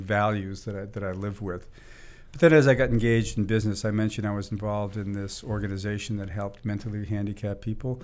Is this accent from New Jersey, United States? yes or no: no; Boston, Massachusetts, United States; now in Silicon Valley, United States; I grew up in the in the Boston area